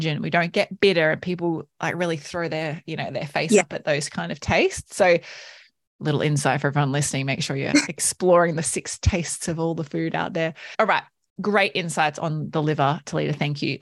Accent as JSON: {"language": "English", "country": "Australia", "said": "we're like Aussie, like growing up Aussie adults"}